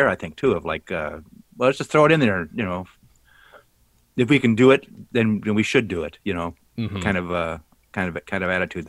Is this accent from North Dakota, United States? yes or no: yes; North Dakota, United States; moved away; also born or lived in Brainerd, Minnesota; See, I grew up in North Dakota